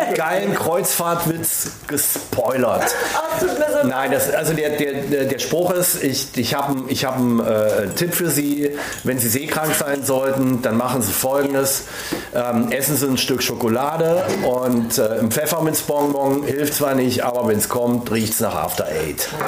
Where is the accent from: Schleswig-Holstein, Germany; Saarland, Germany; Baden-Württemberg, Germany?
Baden-Württemberg, Germany; Villingen; ich bin ja wirklich da geboren und aufgewachsen. Genau genommen in Villingen im Schwarzwald